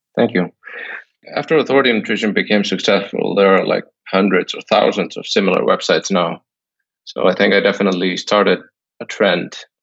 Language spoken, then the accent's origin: English; Iceland; moved away as an adult; now in Thailand; I, have always lived in Iceland, although I'm I'm staying in Thailand now